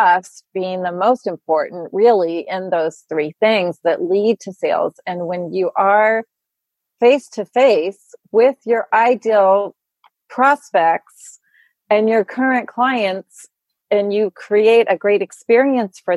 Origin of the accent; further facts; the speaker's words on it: Louisville, Kentucky, United States; moved away as an adult; now in New York, United States; I grew up in Louisville